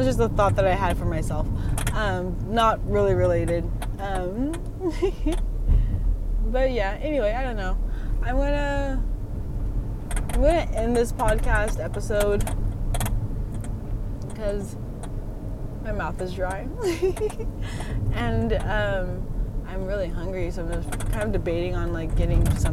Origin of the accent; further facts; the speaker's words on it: Longview, United States; also born or lived in Arizona; I grew up in Longview and I moved to Arizona for 4 years, and then I went back to Longview